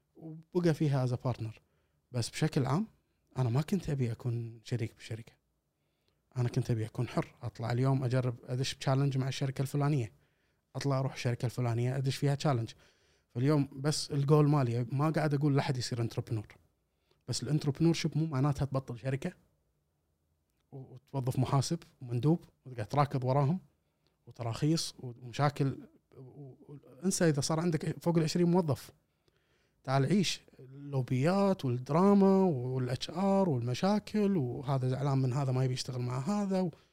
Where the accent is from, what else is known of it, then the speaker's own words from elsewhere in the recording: Kuwait; احنا كويتيين